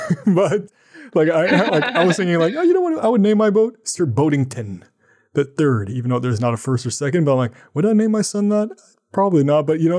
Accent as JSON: {"language": "English", "country": "Canada", "said": "I'm from Canada"}